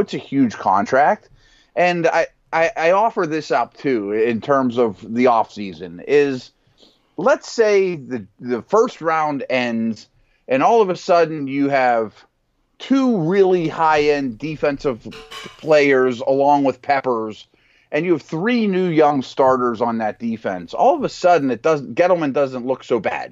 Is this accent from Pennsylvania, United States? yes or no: yes; Pittsburgh, Pennsylvania, United States; here in Pittsburgh, my hometown